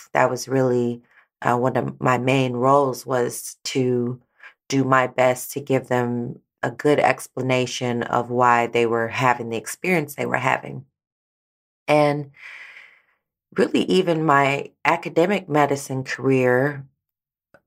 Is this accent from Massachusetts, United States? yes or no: no; St. Louis, Missouri, United States; moved away as an adult; also born or lived in Texas; I am from St. Louis, Missouri